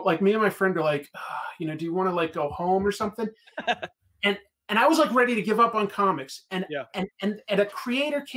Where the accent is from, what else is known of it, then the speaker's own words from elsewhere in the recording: Boston, Massachusetts, United States; I grew up in Boston or like near Boston